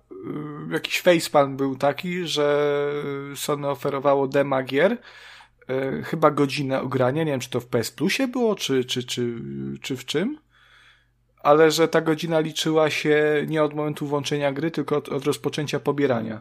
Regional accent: Subcarpathian Voivodeship, Poland; ja jestem głupim wsiurem z Podkarpacia

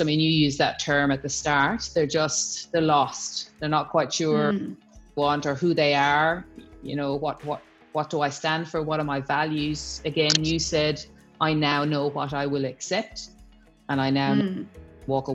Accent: Ireland; moved away as an adult; now in Australia; I'm Irish

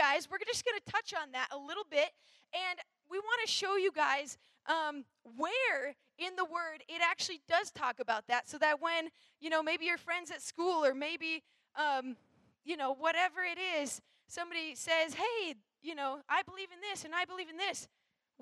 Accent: Minnesota, United States; I'm from Minnesota, and so I grew up in the north all my life.

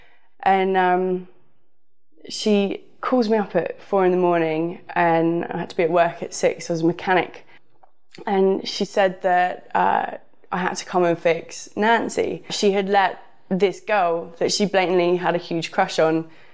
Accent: the south of England, United Kingdom; moved away; also born or lived in Los Angeles; I'm from the south

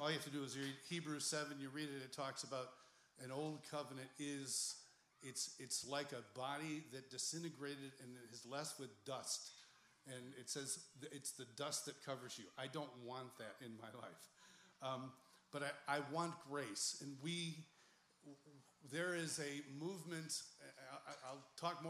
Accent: Ireland; Well, I'm Irish.

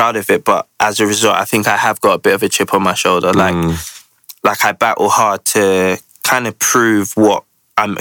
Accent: London, United Kingdom; I grew up in the Ends, Peckham, Camberwell my whole life.

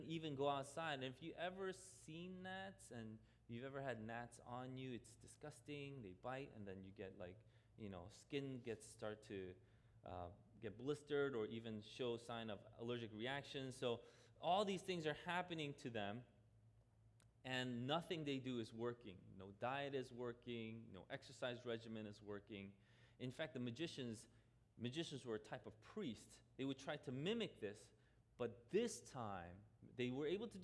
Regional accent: New York City, New York, United States; I grew up in Queens, I didn't grow up in Jersey

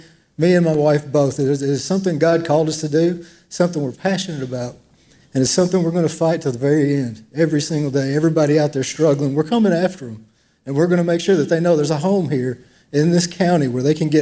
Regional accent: Waverly, Tennessee, United States; we grew up in Waverly, Tennessee

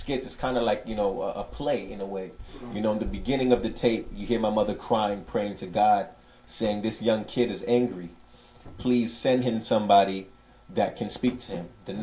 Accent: New York City, New York, United States; I'm somebody from Brooklyn, New York

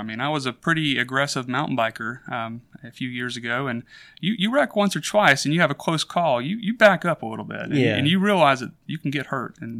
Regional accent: Hoover, Alabama, United States; So I grew up in Birmingham, Alabama, in a suburb called Hoover. We were in a few other places before that, but that was pretty much my childhood.

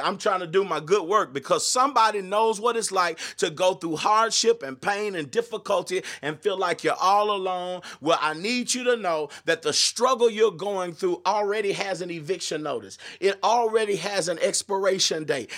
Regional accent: Austin, Texas, United States; I grew up in the Austin area and was a part of the gospel music scene

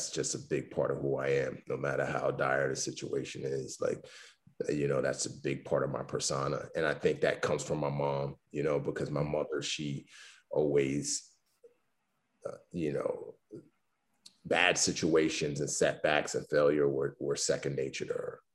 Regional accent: New York City, New York, United States; also born or lived in Lagos, Nigeria; When my dad died, she permanently relocated us back to the Bronx, New York. So, you know, I grew up, you know, in the Bronx

